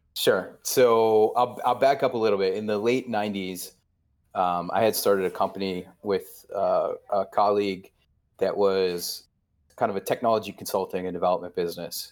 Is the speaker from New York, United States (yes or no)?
yes; New York, United States; now in New York City, United States; I've lived here for twenty-six years, um, and I grew up right outside of New York